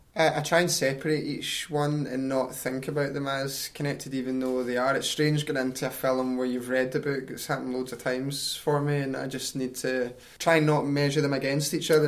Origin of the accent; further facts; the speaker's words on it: East Kilbride, Scotland, United Kingdom; also born or lived in Glasgow; I grew up in East Kilbride, which is a great wee town